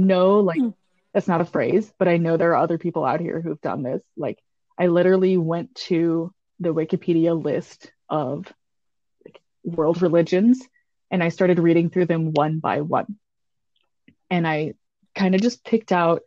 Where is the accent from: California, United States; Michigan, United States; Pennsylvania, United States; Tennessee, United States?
Tennessee, United States; East; now in Wisconsin, United States; I grew up in East Tennessee